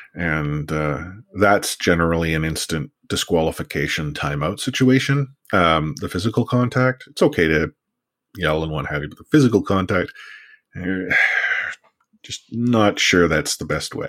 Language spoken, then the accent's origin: English; Vancouver, British Columbia, Canada; growing up in Vancouver